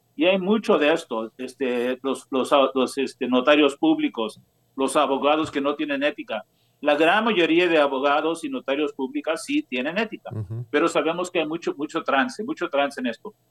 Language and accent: Spanish; San Diego, California, United States; also born or lived in Los Angeles; yo nací aquí en San Diego